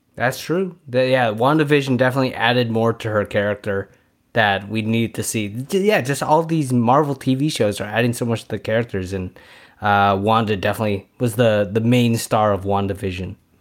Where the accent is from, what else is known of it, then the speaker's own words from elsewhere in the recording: San Francisco, California, United States; we're from San Francisco, so we're Niners fans as well